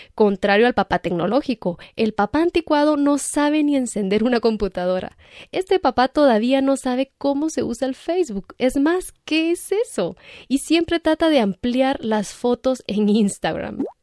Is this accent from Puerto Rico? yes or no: no; Guatemala; aquí en Guatemala seguimos